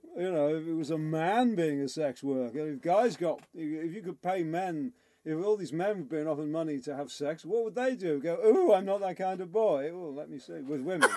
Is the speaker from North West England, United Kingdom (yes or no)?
yes; Liverpool, North West England, United Kingdom; moved away; I grew up in Liverpool